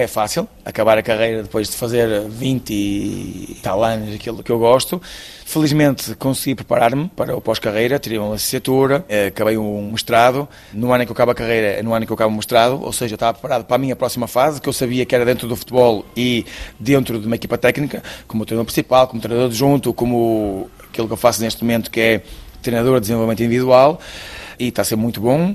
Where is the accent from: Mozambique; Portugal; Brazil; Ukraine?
Portugal; Esposende, Norte; also born or lived in Luanda, Angola; em Esposende, que é a minha terra